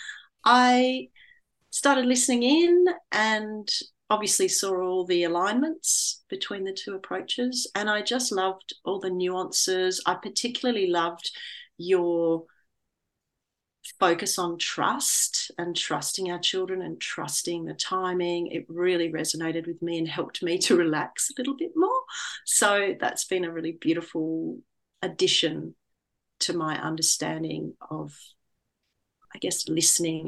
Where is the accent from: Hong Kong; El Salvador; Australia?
Australia; moved away as an adult; also born or lived in London / north of England; When I returned back to Australia, I studied to become a teacher librarian, and then I worked in a public library in my hometown